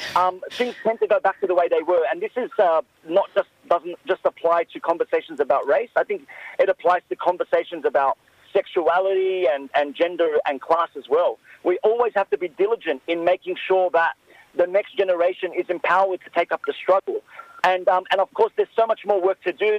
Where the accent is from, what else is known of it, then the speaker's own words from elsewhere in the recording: Sydney, New South Wales, Australia; an Arab Muslim man growing up in Western Sydney